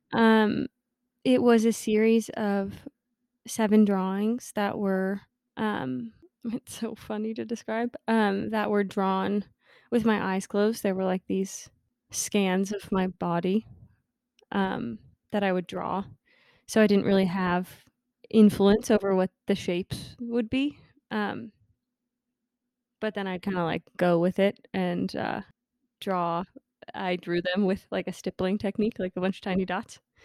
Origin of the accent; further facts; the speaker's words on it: New Jersey, United States; I joined a studio in my hometown in New Jersey, um, Madison Mud